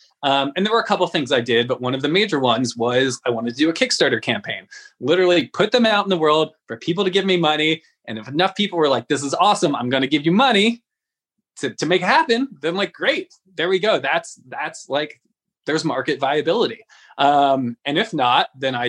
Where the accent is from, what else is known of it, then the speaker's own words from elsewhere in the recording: San Francisco, California, United States; I'm from San Francisco